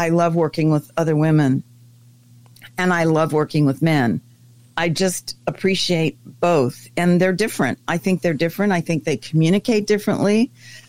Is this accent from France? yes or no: yes; France; also born or lived in Germany; now in United States; I was raised in France.